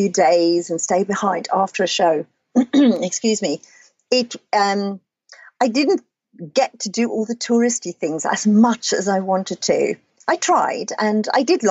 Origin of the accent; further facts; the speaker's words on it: Namibia; also born or lived in Cape Town, South Africa; now in London, United Kingdom; I was born in Namibia on a farm